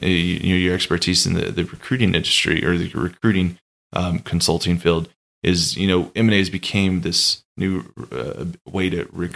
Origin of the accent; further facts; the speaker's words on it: Austin, Texas, United States; moved away; I'm originally from Austin, Texas, and so I went back home and spent some time uh, with Austin. family.